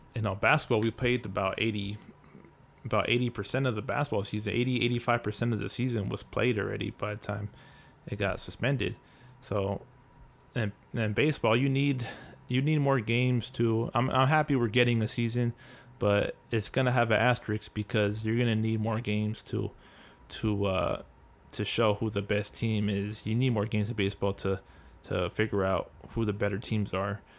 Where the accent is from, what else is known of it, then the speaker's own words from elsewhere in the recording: Southern California, United States; I'm from the West Coast, I'm from California, Southern Cal